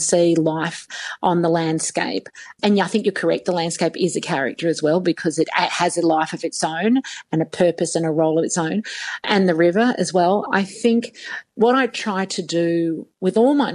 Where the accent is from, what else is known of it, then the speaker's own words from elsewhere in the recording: Sydney, New South Wales, Australia; now in Brisbane, Australia; I grew up off country. I grew up in Sydney